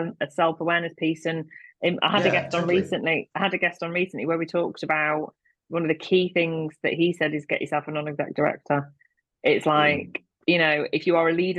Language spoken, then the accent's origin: English; Manchester, North West England, United Kingdom; I'm from Manchester